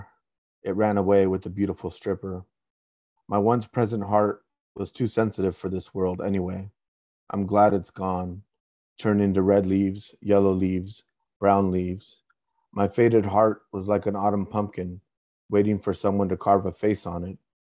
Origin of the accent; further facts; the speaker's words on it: Northern Orange County, California, United States; I grew up originally in Northern Orange County